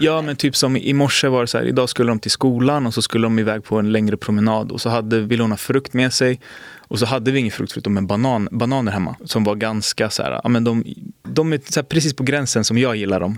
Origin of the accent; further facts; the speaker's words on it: Botkyrka, Stockholm County, Sweden; jag är från Botkyrka.